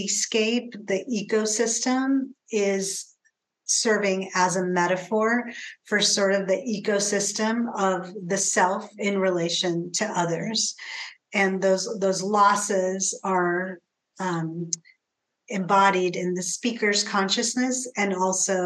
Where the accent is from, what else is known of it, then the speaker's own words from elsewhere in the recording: Pacific Northwest, United States; growing up in the Pacific Northwest, how this landscape in particular has influenced me as a writer